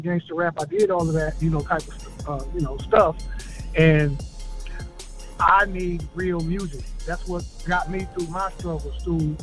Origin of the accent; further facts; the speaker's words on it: Flint, Michigan, United States; Come from Flint, Michigan